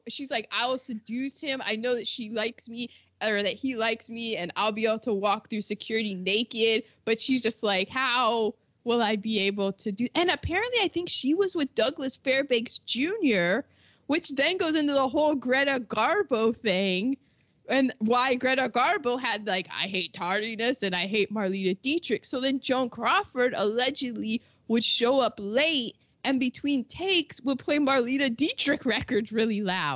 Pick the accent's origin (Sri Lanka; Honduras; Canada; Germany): Germany; born there; I was born in Germany. I can't really speak German, but I have this thing where I cannot do a German accent, nor can I pick out a German accent.